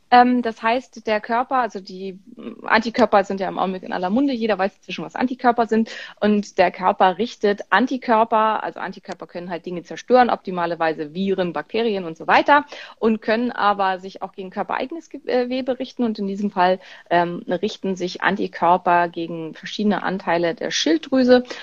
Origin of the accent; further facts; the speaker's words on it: Berlin, Germany; Ähm, also, ich bin aus Berlin.